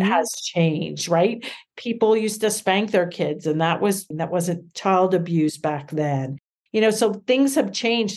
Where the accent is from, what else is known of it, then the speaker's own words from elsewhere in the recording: Reading, Pennsylvania, United States; also born or lived in Philadelphia, Pennsylvania; we moved back to my hometown of Reading, Pennsylvania